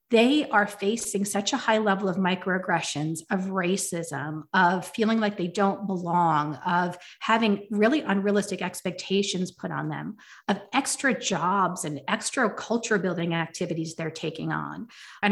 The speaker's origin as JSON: {"language": "English", "country": "United States", "tie": "born or raised there", "said": "growing up in America"}